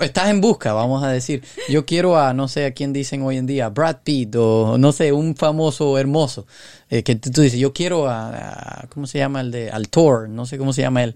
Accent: Cuba; yo soy de Cuba

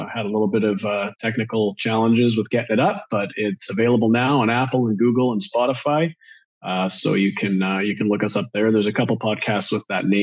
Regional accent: Vancouver Island, British Columbia, Canada; Vancouver Island up in Canada

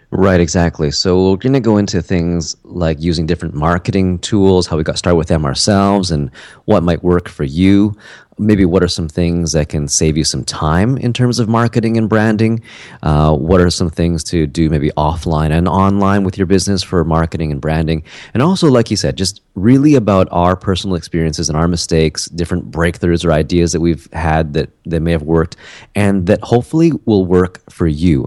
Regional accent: Canada; also born or lived in South Korea; a Canadian guy who lives in Vancouver

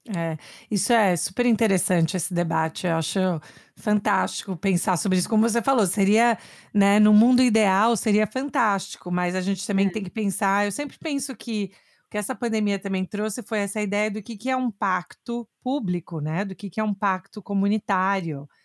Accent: Brazil; now in United States; crescendo no Brasil

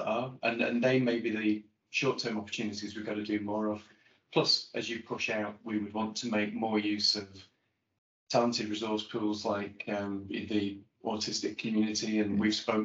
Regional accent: Blackpool, North West England, United Kingdom; When I grew up in Blackpool, I was big on ice skating

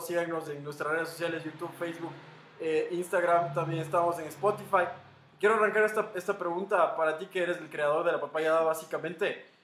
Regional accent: Ecuador; Como buen ecuatoriano migrante que soy

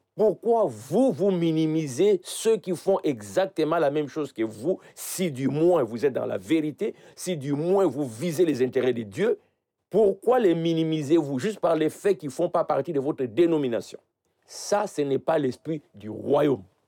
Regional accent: Idiofa, Kwilu, DR Congo; dans mon village. Je suis né à Idiofa

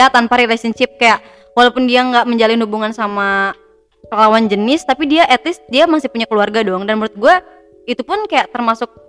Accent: West Java, Indonesia; pertama banget sih pasti emak sama bapak gue kan nyokap emak sama bokap gue ya emak bapak kan karena kita orang Sunda ya

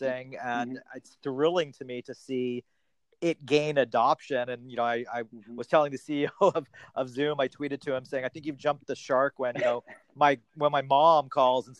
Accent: Toronto, Ontario, Canada; also born or lived in Boston; I'm from Toronto originally, but I was living in Boston

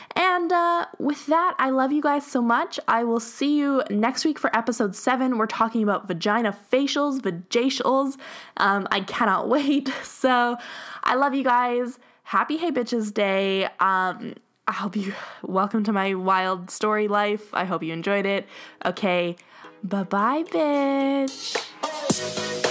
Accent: Edmonton, Alberta, Canada; we're from Edmonton, like, we're from Alberta

